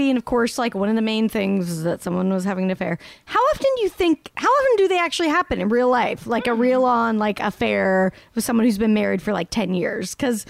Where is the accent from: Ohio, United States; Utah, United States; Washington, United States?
Utah, United States; Salt Lake City; I grew up in Salt Lake.